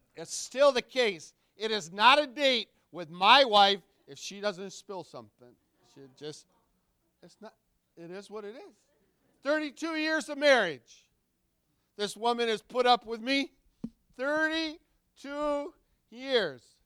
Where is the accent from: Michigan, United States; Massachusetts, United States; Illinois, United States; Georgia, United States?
Michigan, United States; Wayland; moved away as an adult; also born or lived in Dorr, Michigan / Missouri; now in Minnesota, United States; Born and raised in Wayland.